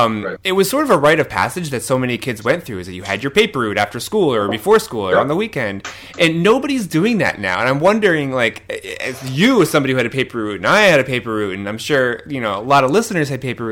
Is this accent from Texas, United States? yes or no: no; New Jersey, United States; I grew up in New Jersey, so not the Midwest, but I also had a paper route. You know, I mean, I grew up in the 80s.